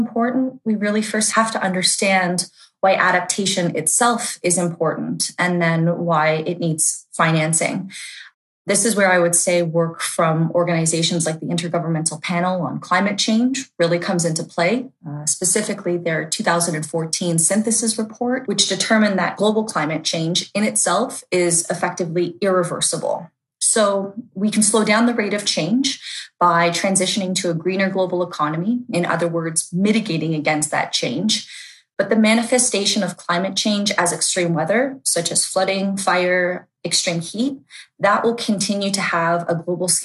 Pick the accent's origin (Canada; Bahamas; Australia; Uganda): Canada; Ontario; I come from Ontario, Canada